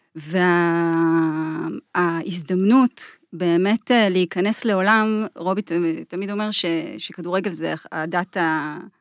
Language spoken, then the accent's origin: Hebrew; Jordan Valley, Northern District, Israel; moved away; אז אני גדלתי בעמק הירדן